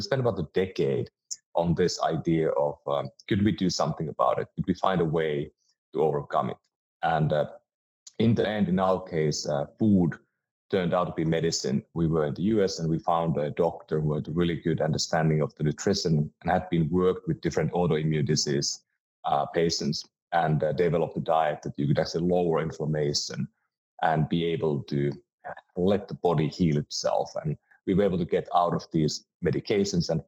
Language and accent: English; Finland; moved away as an adult; now in United States; I'm from Finland and moved to the US about 16 years ago.